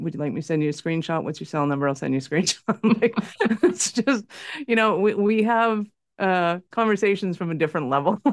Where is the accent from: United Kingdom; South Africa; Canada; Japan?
Canada; I'm in Calgary, Canada, North Montana